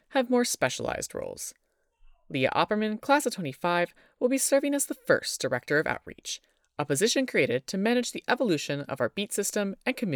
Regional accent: Maryland, United States; I'm from Maryland.

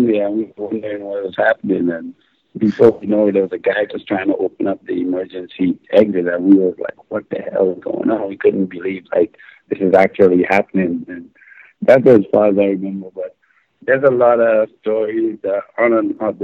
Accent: Grenada; moved away; As a young boy growing up in Grenada

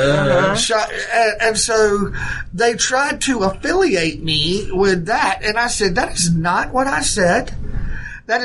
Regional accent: United States; I said, first of all, I'm an American.

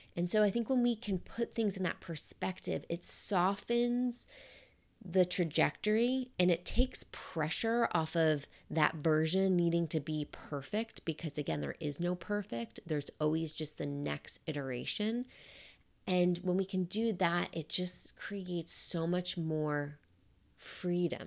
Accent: New York, United States; I'm a New Yorker.

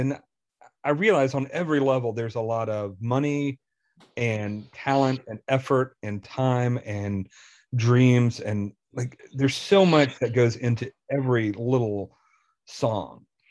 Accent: Selmer, Tennessee, United States; now in Indiana, United States; Selmer, where I grew up

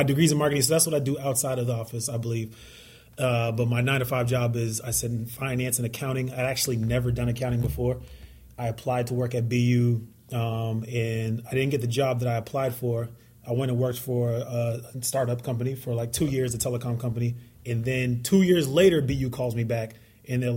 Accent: Boston, Massachusetts, United States; also born or lived in Miami; From the mean streets of Boston, born and raised. Dorchester is where I spent most of my days

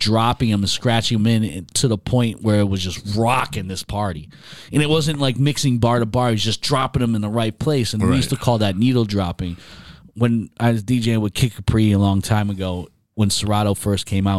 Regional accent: Binghamton, New York, United States; It was a college in my hometown.

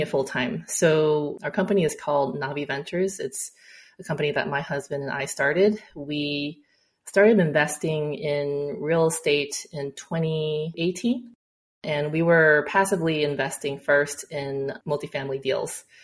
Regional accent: Texas, United States; also born or lived in China / Houston; now in Dallas, United States; i came back to texas where my hometown

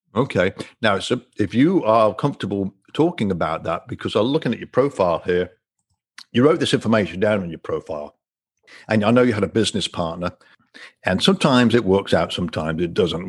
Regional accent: England, United Kingdom; now in Destin, United States; I'm, I'm from England originally, but live in the US now

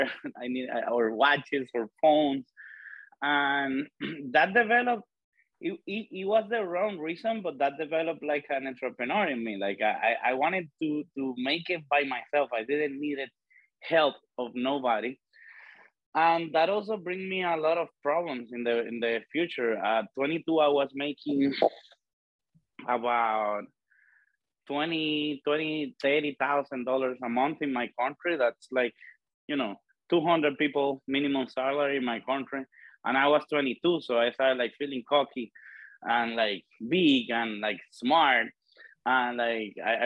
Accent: Dominican Republic; I was born and raised in the Dominican Republic

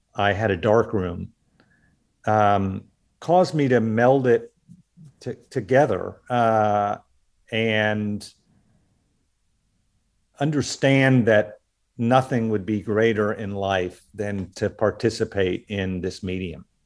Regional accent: Oklahoma, United States; I grew up in the Southwest in Oklahoma.

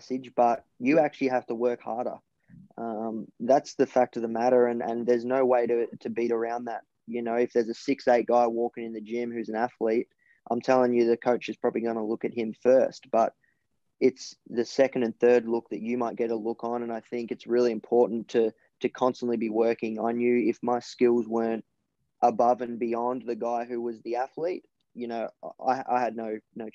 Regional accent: Melbourne, Victoria, Australia; born or raised there

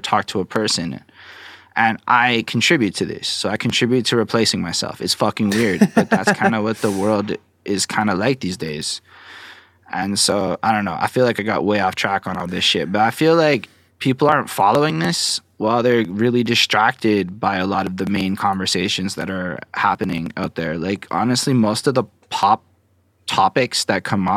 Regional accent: Montreal, Quebec, Canada; accent: Montreal accent; I'm from Montreal, Quebec. This is a Montreal accent, I suppose.

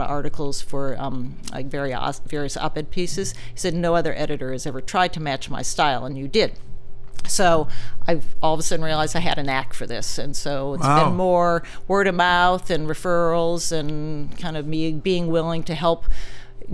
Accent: Silicon Valley, California, United States; I grew up in Silicon Valley

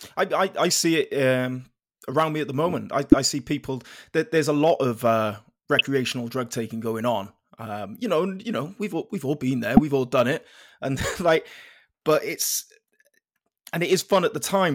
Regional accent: Penarth, Wales, United Kingdom; I'm from Penarth down in South Wales

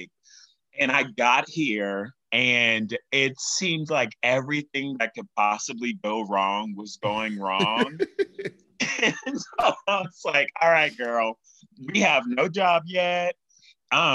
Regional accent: Baton Rouge, Louisiana, United States; moved away as an adult; now in New York, United States; I'm originally from Baton Rouge, Louisiana

